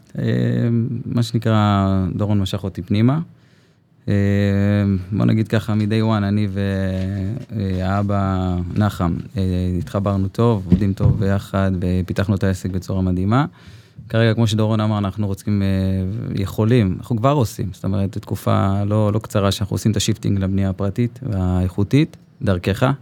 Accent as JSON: {"language": "Hebrew", "town": "Zikhron Ya'akov", "region": "Haifa District", "country": "Israel", "tie": "born or raised there", "lives_now": "Ma'ayan Zvi, Israel", "said": "כרגע במעיין צבי, אני גדלתי בזיכרון"}